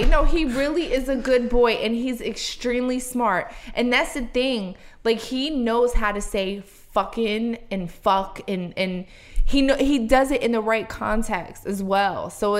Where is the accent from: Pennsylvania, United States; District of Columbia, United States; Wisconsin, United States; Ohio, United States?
Pennsylvania, United States; Philadelphia; But listen, my mom grew up in Brooklyn. I grew up in South Philly.